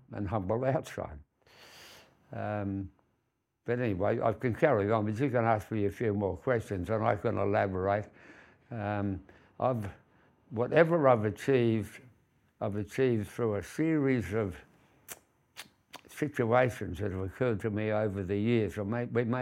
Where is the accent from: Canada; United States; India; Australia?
Australia; Fremantle, Western Australia; also born or lived in Perth; I was born in Fremantle, and those days was what they call a low socio-demographic. We had no money. Born in Beaconsfield, actually. And then we moved, when my father came back from the war, we had a war service home in East Fremantle